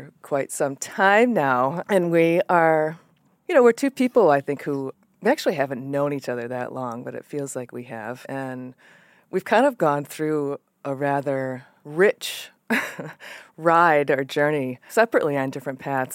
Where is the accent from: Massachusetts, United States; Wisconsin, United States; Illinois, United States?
Massachusetts, United States; the Berkshires; I grew up in the Berkshires